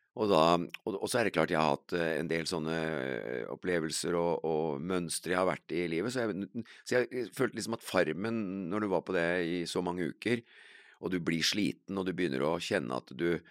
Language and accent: Norwegian; Kongsberg, Buskerud, Norway; jeg vokste jo opp på Heistadmoen